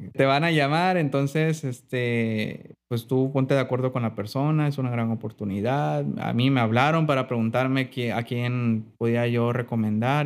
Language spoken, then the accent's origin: Spanish; Mazatlán, Sinaloa, Mexico; also born or lived in Salina Cruz, Oaxaca; yo nací en un lugar que se llama selina Cruz, en Oaxaca estuve nada más ahí en mi infancia como hasta los 8, 9 años y ya después de ahí ya me vine para acá, para Mazatlán. Entonces sí, considero que soy más, más sinaloense que, de Oaxaca.